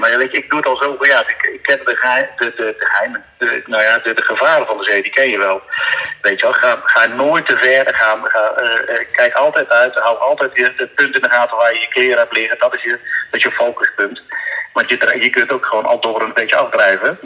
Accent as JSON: {"language": "Dutch", "town": "Oosterbeek", "region": "Gelderland", "country": "Netherlands", "moved": "as an adult", "lives_now": "Texel, Netherlands", "said": "Ik kom uit de buurt van Arnhem. Oosterbeek is dat."}